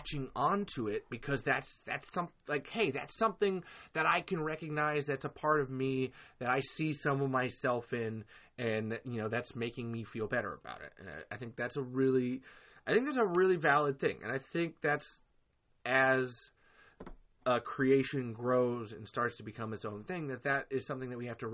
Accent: Texas, United States; I come from Texas

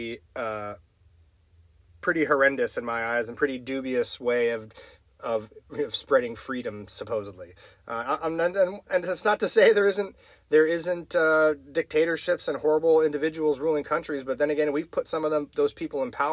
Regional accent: United States; I'm an American

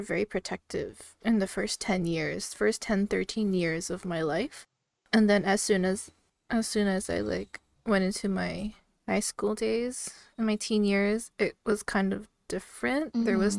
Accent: Canada; I come from like a Filipino household, so I'm Filipino Canadian

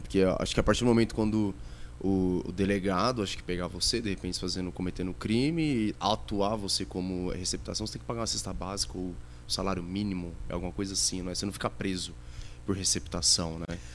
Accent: Itapevi, São Paulo, Brazil; cresci lá em Itapevi, Santa Rita

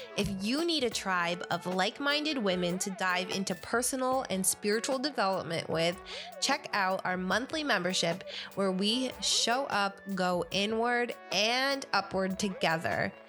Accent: upstate New York, United States; I grew up in the tri, well, yeah, tri-ish state area, upstate New York

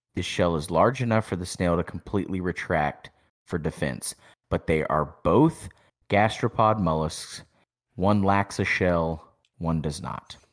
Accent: East Texas, United States; We're from East Texas

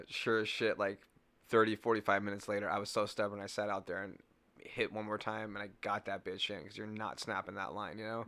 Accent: California, United States; now in Wisconsin, United States; I was from California, you know? I'm a fresh California kid

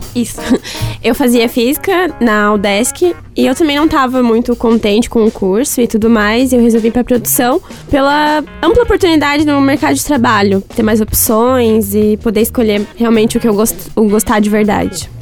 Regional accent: São João Batista, Santa Catarina, Brazil; now in Joinville, Brazil; Eu não sou de Joinville, eu sou de São João Batista

